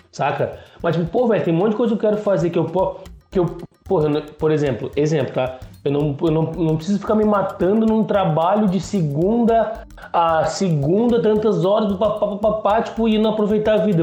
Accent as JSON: {"language": "Portuguese", "town": "Porto Alegre", "region": "Rio Grande do Sul", "country": "Brazil", "tie": "born or raised there", "said": "quando eu era criança, em Porto Alegre, cara, eu estudava em colégio público"}